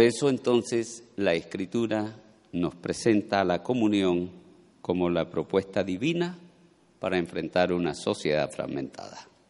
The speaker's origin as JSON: {"language": "Spanish", "country": "Colombia", "said": "todos aquí, la mayoría, somos colombianos"}